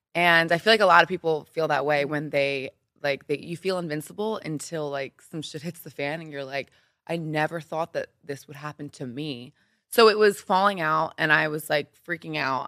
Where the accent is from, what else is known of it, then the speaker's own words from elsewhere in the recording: Philadelphia, Pennsylvania, United States; moved away as an adult; also born or lived in New York; now in Los Angeles, United States; I am from Philly, Pennsylvania, so the East Coast.